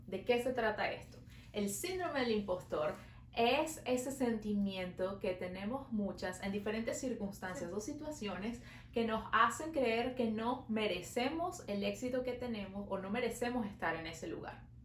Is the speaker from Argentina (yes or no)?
no; Venezuela; now in Montreal, Canada